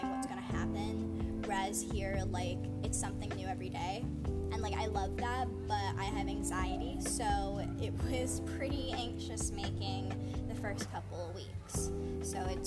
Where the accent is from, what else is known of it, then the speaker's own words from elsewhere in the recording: Westfield, Indiana, United States; I'm from Westfield, Indiana, one of the flyover states